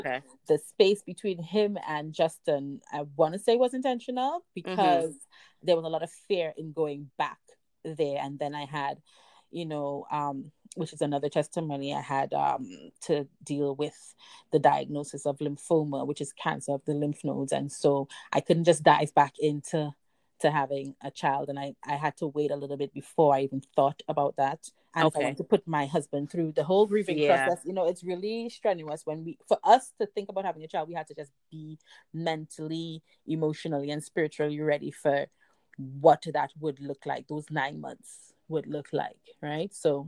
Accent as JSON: {"language": "English", "country": "Trinidad & Tobago", "tie": "born or raised there", "moved": "yes", "said": "I was born and raised in Trinidad. I left there."}